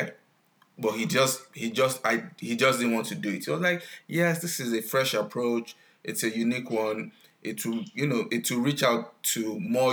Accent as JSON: {"language": "English", "country": "Nigeria", "tie": "born or raised there", "moved": "yes", "lives_now": "United States", "said": "I grew up in Nigeria, I stay in the US now"}